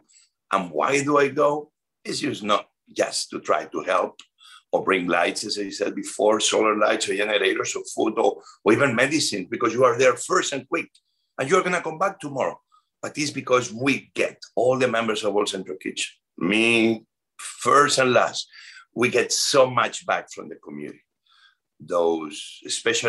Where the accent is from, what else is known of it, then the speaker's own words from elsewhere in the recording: Spain; moved away as an adult; now in United States; I'm from Spain. I am a proud Spanish American immigrant.